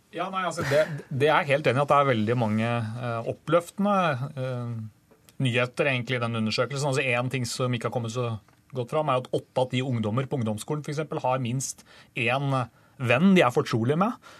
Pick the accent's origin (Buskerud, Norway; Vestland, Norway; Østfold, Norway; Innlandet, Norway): Buskerud, Norway; Drammen; min hjemby Drammen